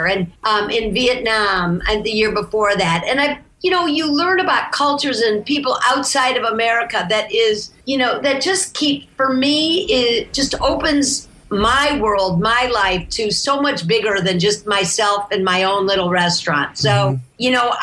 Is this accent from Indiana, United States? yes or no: no; Toledo, Ohio, United States; moved away; I grew up in Toledo, Ohio.